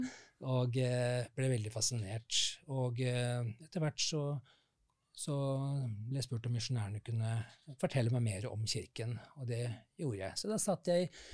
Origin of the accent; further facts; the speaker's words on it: Oslo, Norway; moved away as an adult; now in Lørenskog, Norway; Jeg er født og oppvokst i Oslo ja. på Bekkelaget